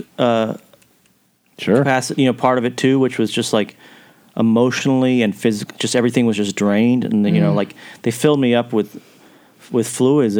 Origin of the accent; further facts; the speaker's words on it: Kentucky, United States; now in Nashville, United States; I grew up in Kentucky, but my mom and all my family's from Nashville